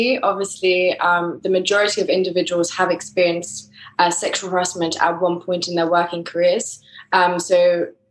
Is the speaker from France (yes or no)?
yes; France; accent: English; moved away as an adult; also born or lived in England; now in Madrid, Spain; I was based in France. That's where I grew up. But I'm originally English, as my accent.